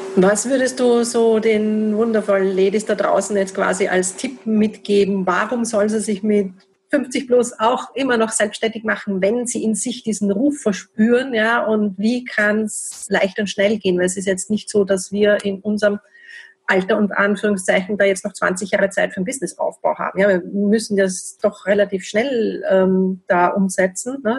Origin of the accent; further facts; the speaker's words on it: Austria; bei uns in Österreich